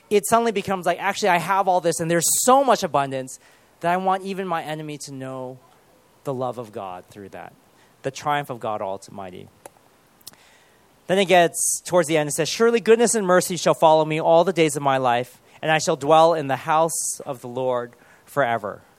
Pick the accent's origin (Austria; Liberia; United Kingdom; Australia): United Kingdom; born there; Especially if we are born here and we're British, but we're at the same time we're Chinese